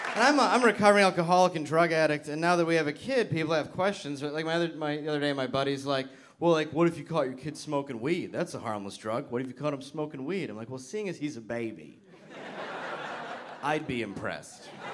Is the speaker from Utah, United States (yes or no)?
no; Detroit, Michigan, United States; I'm from Detroit, Michigan, originally.